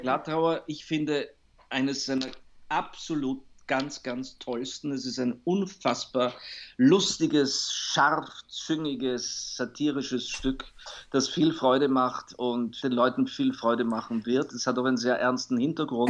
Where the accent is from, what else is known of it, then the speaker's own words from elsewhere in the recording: Salzburg, Austria; moved away; ich bin in Salzburg aufgewachsen